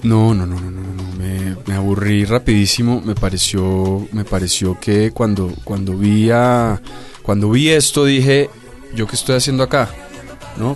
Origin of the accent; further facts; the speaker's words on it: Bogotá, Bogotá Capital District, Colombia; tuve que renunciar a muchas cosas como rolo